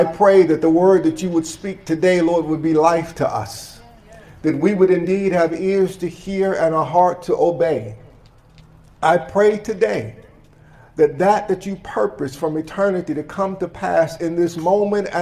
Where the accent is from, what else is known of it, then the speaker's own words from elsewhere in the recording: Michigan, United States; now in High Point, United States; I'm originally from Michigan